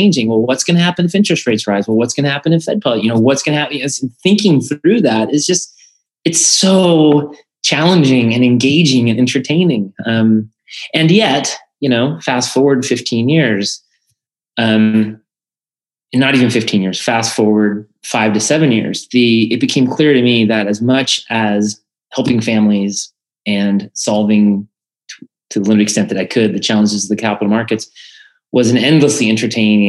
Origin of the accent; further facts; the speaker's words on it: Colorado, United States; I'm originally from Colorado.